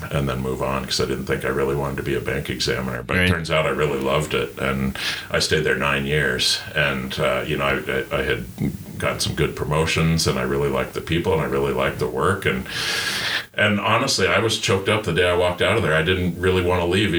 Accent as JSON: {"language": "English", "area": "Gilpin County", "region": "Colorado", "country": "United States", "tie": "born or raised there", "also_born_or_lived": "Denver", "said": "I grew up in Gilpin County, which is the second smallest county in Colorado"}